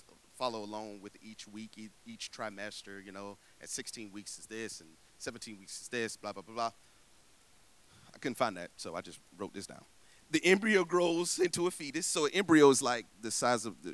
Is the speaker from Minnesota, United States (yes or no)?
no; Tallahassee, Florida, United States; moved away; I'm from Tallahassee, Florida